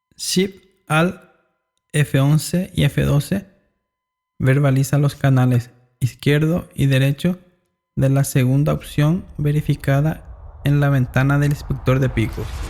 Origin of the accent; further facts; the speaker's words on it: Paraguay; yo soy de Paraguay